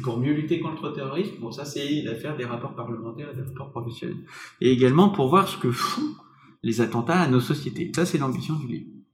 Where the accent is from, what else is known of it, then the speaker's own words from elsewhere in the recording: Paris, Île-de-France, France; Nous sommes euh, parisiens, nous sommes français